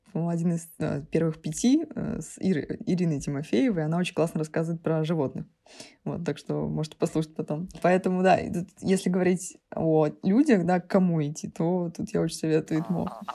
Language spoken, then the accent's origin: Russian; Saint Petersburg, Russia; питерские замашки